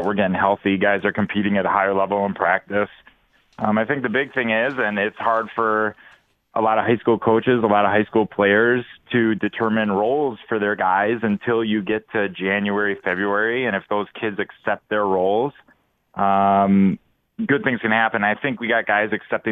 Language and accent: English; Brookfield, Wisconsin, United States; I grew up in Brookfield. I live in Brookfield.